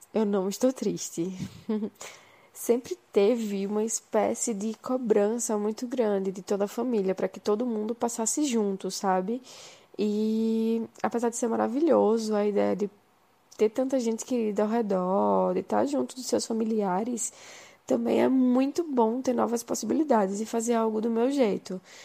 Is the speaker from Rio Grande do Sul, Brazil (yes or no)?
no; João Pessoa, Paraíba, Brazil; moved away as an adult; also born or lived in Recife / Buenos Aires; now in São Paulo, Brazil; sou de João Pessoa e moro em São Paulo faz três anos